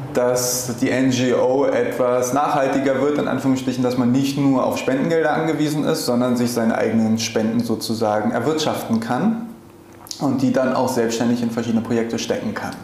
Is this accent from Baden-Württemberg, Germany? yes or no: no; Berlin, Germany; moved away as an adult; now in Cape Town, South Africa; ich bin, wie gesagt, in Berlin multikulturell aufgewachsen